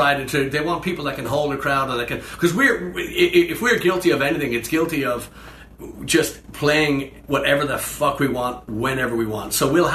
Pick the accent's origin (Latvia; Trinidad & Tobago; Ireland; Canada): Ireland; Dublin, Leinster; Growing up in Dublin, you can't discount or bypass